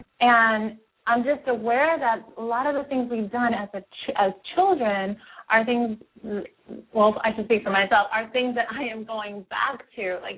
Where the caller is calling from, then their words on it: Seattle, Washington, United States; I'm from Seattle.